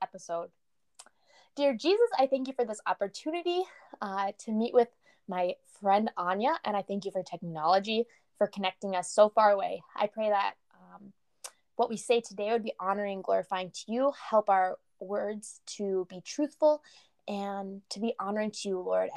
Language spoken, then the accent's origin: English; North Dakota, United States; I'm from North Dakota.